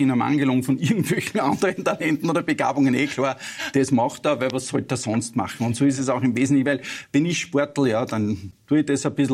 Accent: Upper Austria, Austria; now in Vienna, Austria; ich bin ein Oberösterreicher mhm. in Wien

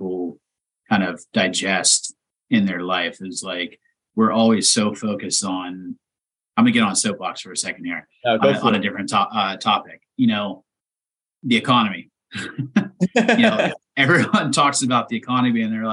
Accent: East Palestine, Ohio, United States; moved away; I'm from a town of 4,500 people, you know, that's my hometown

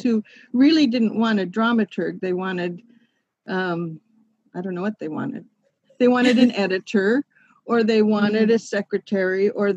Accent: West Coast, United States; I was from the West Coast

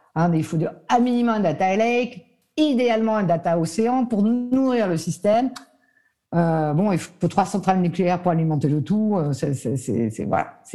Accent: Nice, Provence-Alpes-Côte d'Azur, France; je suis niçoise à la base

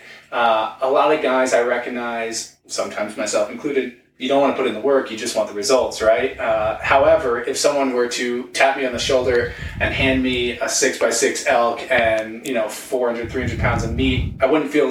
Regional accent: Long Island, New York, United States; now in Denver, United States; I'm from Long Island. I was a New York City boy. Now I'm in Denver

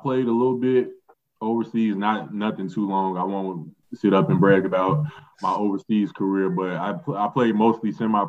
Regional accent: Chicago, Illinois, United States; I grew up in Chicago, obviously played high school ball in Chicago.

